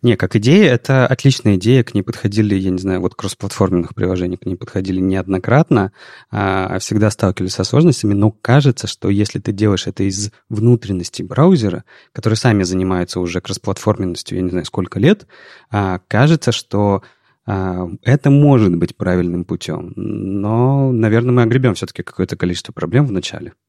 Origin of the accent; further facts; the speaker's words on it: Saint Petersburg, Russia; мы же петербуржцы